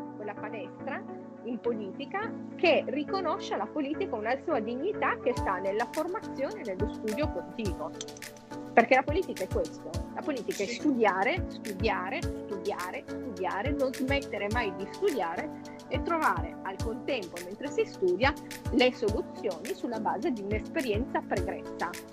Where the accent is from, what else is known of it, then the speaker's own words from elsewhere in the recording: Turin, Piedmont, Italy; io sono torinese